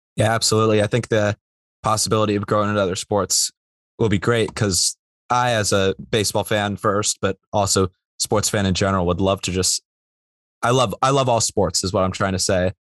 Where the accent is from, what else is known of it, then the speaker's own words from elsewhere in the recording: Bay Area, California, United States; moved away as an adult; I'm from the Bay Area